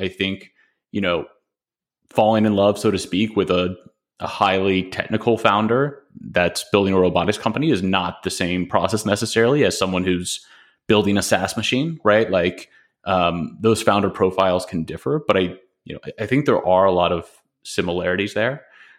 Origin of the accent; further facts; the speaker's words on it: Nashville, Tennessee, United States; I mean, I grew up in Nashville, Tennessee.